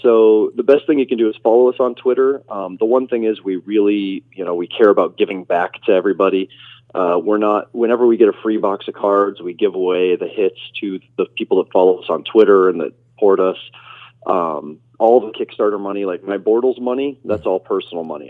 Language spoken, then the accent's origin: English; Nebraska, United States; I was raised in Nebraska